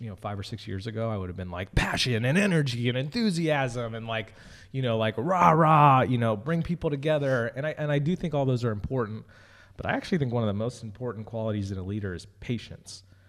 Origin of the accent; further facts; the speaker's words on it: California, United States; moved away; also born or lived in Philadelphia; I was born in California